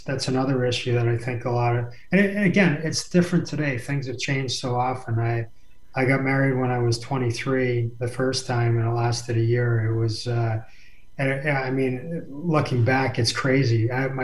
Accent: New Jersey, United States; moved away; also born or lived in Montreal / Toronto / Los Angeles / Detroit; I grew up in New Jersey watching the Islanders win Stanley Cups

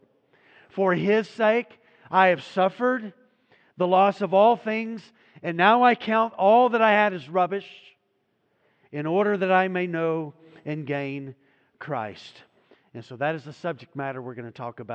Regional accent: United States; Growing up in the United States of America

